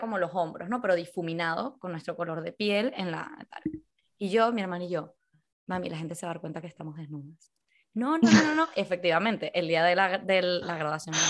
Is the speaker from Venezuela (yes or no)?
yes; Venezuela; accent: Venezuelan; now in Spain; A pesar de que llevo como 20 años aquí en España, he conseguido que no se me vaya el acento. Y aparte, lo que he conseguido es que mis amigos españoles consigan decir palabras eh, venezolanas